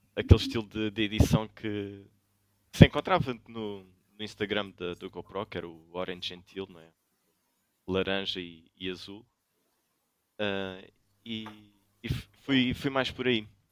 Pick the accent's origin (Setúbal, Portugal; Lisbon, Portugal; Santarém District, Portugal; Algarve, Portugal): Algarve, Portugal; also born or lived in São Brás de Alportel; sou do Algarve, neste momento vivo em São Brás de Alportel